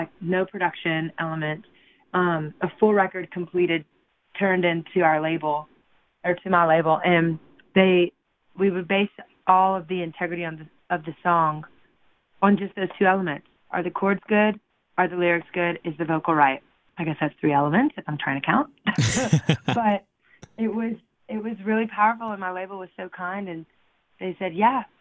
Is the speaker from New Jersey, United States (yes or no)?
no; Louisiana, United States; where I'm from Louisiana, and we have nothing but ruckus.